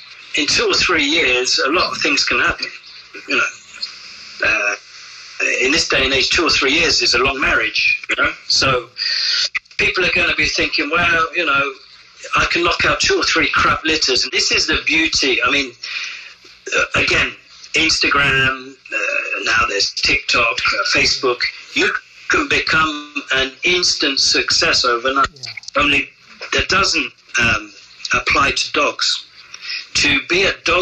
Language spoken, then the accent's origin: English; England, United Kingdom; moved away as an adult; also born or lived in France; as an Englishman opening an establishment